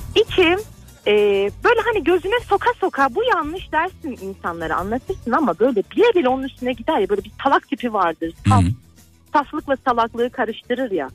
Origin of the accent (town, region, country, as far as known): Malatya, Turkey